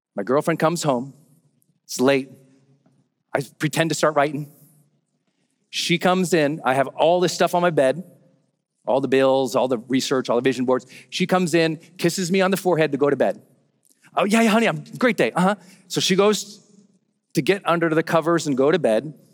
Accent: Montana, United States; moved away as an adult; also born or lived in San Francisco, California; I'm from Montana. We got a lot of open roads there

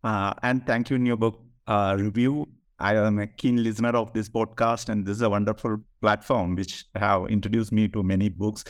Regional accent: Kerala, India; I am from Kerala, so literature and politics was very much there in the public sphere in Kerala.

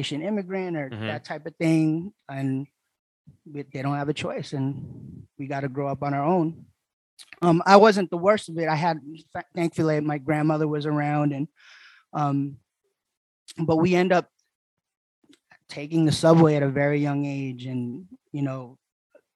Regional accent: New York City, New York, United States; moved away as an adult; now in Yokohama, Japan; Born and raised Queens

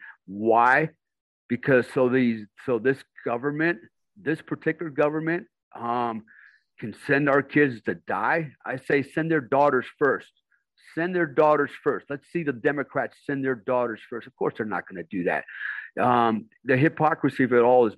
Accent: United States; now in Indonesia; I'm an American

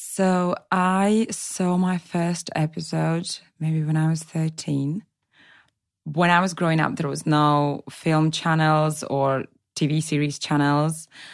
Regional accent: Latvia; now in England, United Kingdom; I'm originally from Latvia. I was born into a Russian speaking family, but I have been living in England for over nine years now.

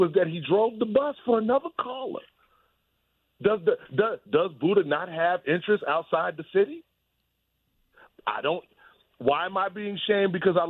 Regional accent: New York, United States; Look, I'm from New York, man.

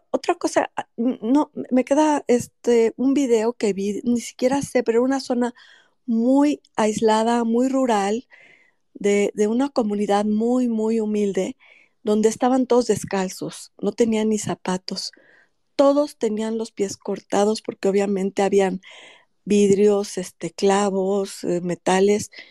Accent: Mexico; nos caracteriza como mexicanos

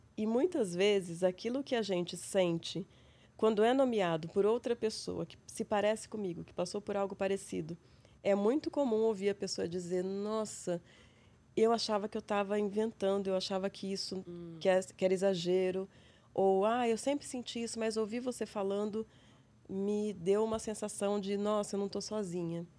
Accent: São José do Rio Preto, São Paulo, Brazil; accent: interior; moved away as an adult; also born or lived in Londrina / Austin, Texas; now in São Paulo, Brazil; Eu sou do interior, como meu sotaque demonstra. sou de São José do Rio Preto, interior de São Paulo.

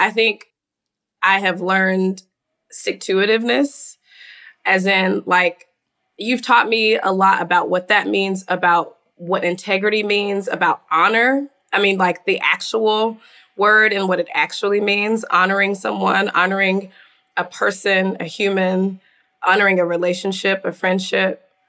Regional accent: the South, United States; we're from the South. Like, this is how I grew up.

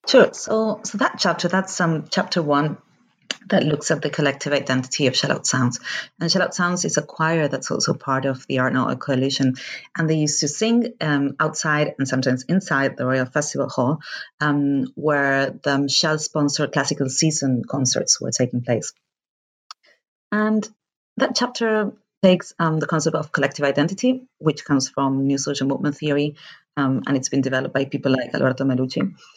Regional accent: Argentina; moved away; I am from Argentina

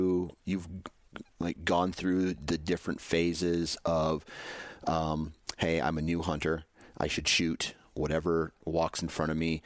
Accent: Iowa, United States; growing up in Iowa

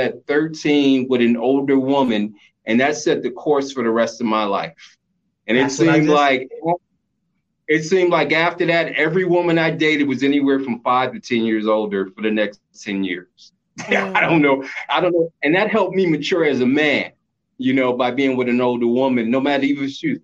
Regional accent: New York City, New York, United States; also born or lived in the South; I grew up in New York City.

